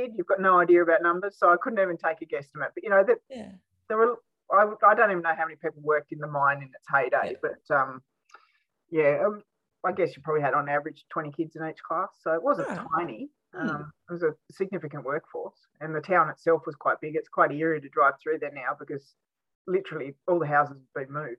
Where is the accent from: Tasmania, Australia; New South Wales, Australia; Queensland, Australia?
Tasmania, Australia; Savage River; also born or lived in Wynyard, Tasmania / Burnie, Tasmania; now in Launceston, Australia; I spent primary school years growing up down the west coast of Tassie in a place called Savage River.